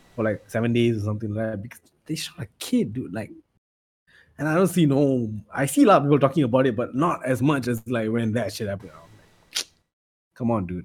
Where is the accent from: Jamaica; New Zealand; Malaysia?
Malaysia; we were born here